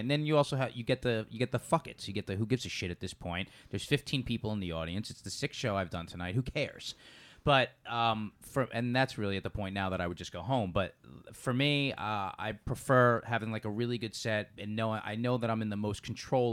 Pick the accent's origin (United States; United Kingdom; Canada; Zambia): United States; New York; now in Los Angeles, United States; I'm from New York